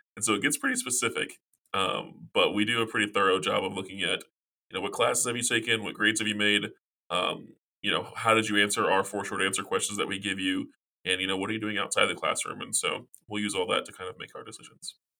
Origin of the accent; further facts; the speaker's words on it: South Carolina, United States; now in Virginia, United States; I'm originally from South Carolina